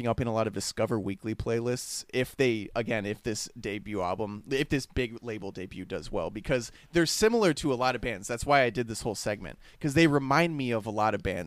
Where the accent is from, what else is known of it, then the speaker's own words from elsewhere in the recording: Tallahassee, Florida, United States; We come from Tallahassee